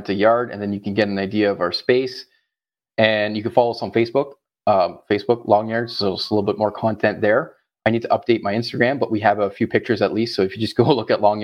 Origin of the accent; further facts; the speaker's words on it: Ottawa, Ontario, Canada; moved away as an adult; now in Florida, United States; I am Canadian from our good old cold capital, Ottawa.